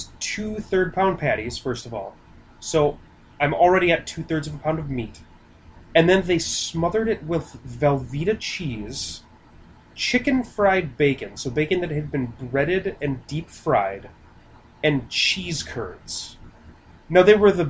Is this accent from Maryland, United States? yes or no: no; Minnesota, United States; I'm from Minnesota